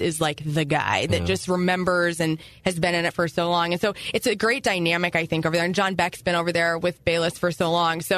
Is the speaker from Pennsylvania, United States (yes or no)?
no; Carbondale, Illinois, United States; also born or lived in Columbia, Illinois; I moved there in when I was 13, so I'm originally from near Carbondale, Illinois